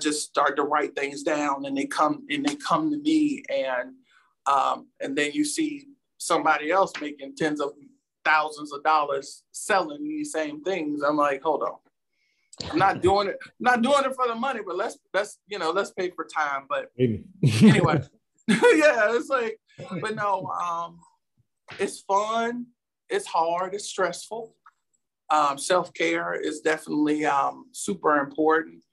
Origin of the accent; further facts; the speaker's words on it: Petersburg, Virginia, United States; growing up in Petersburg, Ettrick area, near Virginia State University